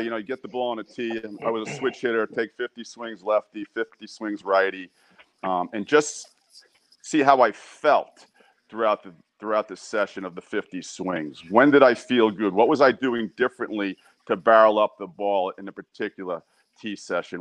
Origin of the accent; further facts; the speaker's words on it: New York, United States; I'm from New York